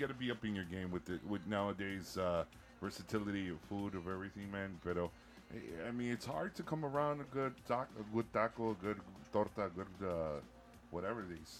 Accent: Chicago, Illinois, United States; as a Chicagoan

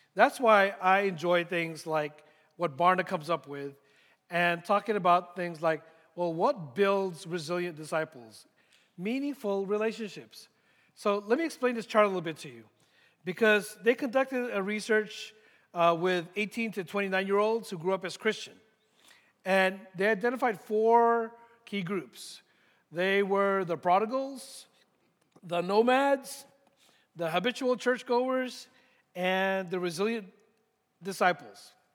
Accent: San Francisco Bay Area, California, United States; moved away as an adult; also born or lived in Philippines; now in Dallas, United States; I grew up in the San Francisco Bay Area

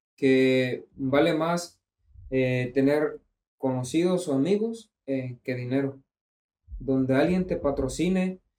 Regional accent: Mexico; así somos los mexicanos

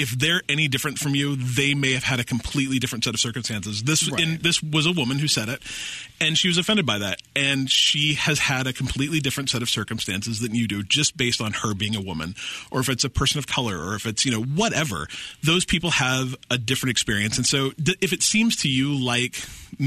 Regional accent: Salt Lake City, Utah, United States; I grew up in Utah, which is like a whole sea of white middle class, you know, males.

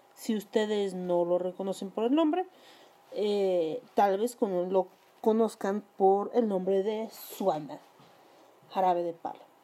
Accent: Mexico

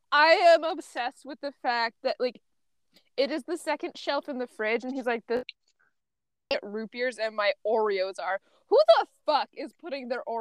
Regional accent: Phoenix, Arizona, United States; like I know about it because I'm from Phoenix.

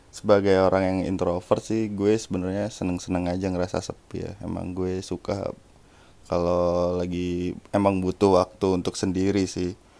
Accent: Gresik, East Java, Indonesia; moved away; gue dari Gersik

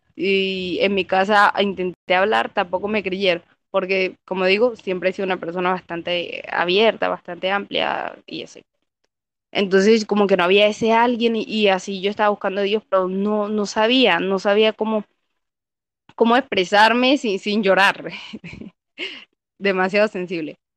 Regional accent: Caribbean coast, Colombia; soy de Colombia, de la parte de la costa.

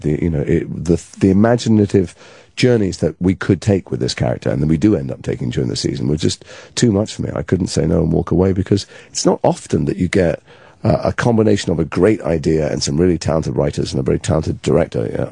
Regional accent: Liverpool, North West England, United Kingdom; accent: northern; moved away; I'm from Liverpool originally, and so that was my natural accent

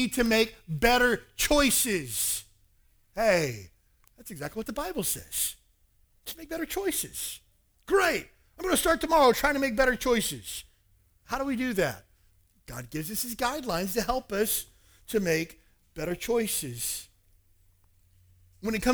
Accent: Kentucky, United States; moved away as an adult; my hometown of 4,000 people in a redneck town in Kentucky.

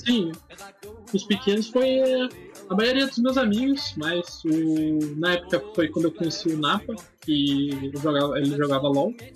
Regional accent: Curitiba, Paraná, Brazil; eu sou de Curitiba

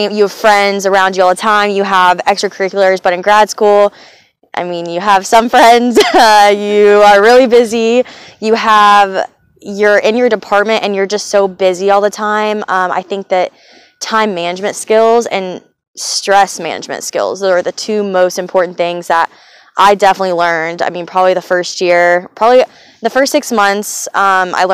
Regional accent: Johnson City, Tennessee, United States; moved away; I'm from Johnson City, Tennessee. I grew up there.

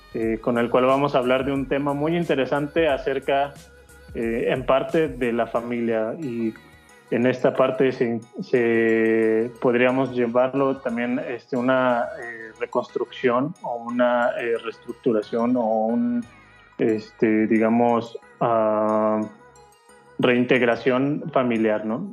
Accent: Mexico

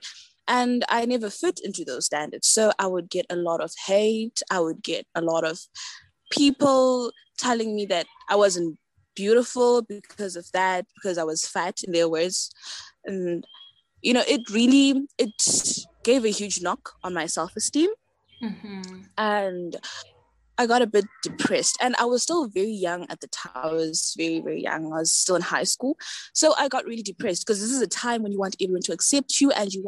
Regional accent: Zimbabwe; I'm from Zimbabwe

